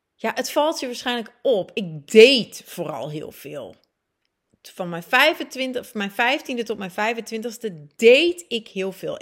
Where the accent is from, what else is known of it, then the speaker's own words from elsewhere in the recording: Friesland, Netherlands; moved away as an adult; also born or lived in Groningen / Leeuwarden / Antwerp, Belgium / Buenos Aires, Argentina; Ik ben geboren getogen in Groningen, groeide op in Friesland, studeerde ook af in Leeuwarden.